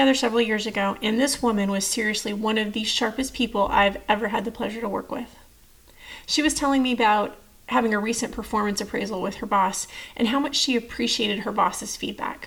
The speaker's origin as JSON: {"language": "English", "region": "Texas", "country": "United States", "moved": "as an adult", "said": "I'm from Texas"}